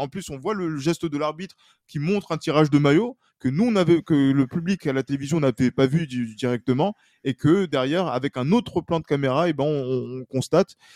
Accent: France; en tant que Français

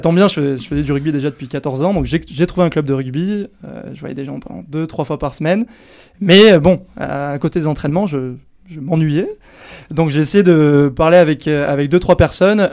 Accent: Anglet, Nouvelle-Aquitaine, France; quand j'étais jeune à Anglette

